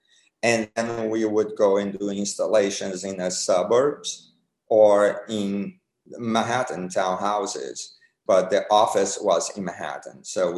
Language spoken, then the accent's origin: English; Brazil; moved away as an adult; also born or lived in England; now in Hamptons, United States; I was born in Brazil